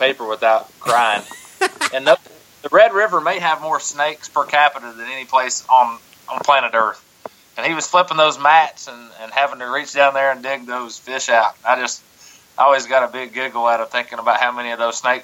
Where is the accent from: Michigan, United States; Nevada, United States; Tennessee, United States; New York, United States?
Tennessee, United States; East; I'm from East Tennessee, so kind of our claim to fame is building a lot of flat-sided balsa crankbaits